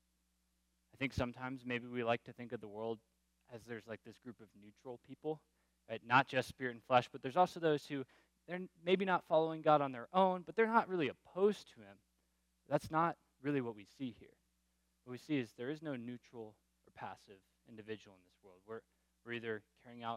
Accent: Florida, United States; I grew up in Florida.

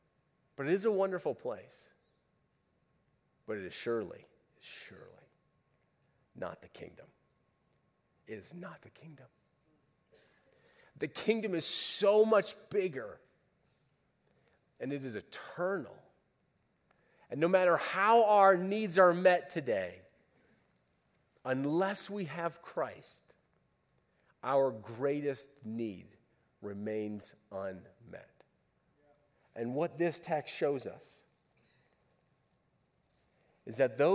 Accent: United States; We're Americans.

